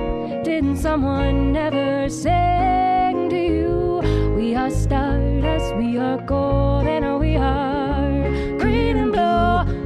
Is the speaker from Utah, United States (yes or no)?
no; New Smyrna Beach, Florida, United States; So the three of us met back in Florida a while back, little surf town called New Smyrna Beach, Florida.